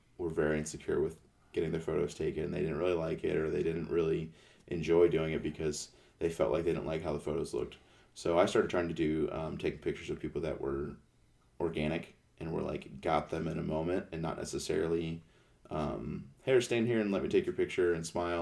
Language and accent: English; Canton, Ohio, United States; I'm from Canton, Ohio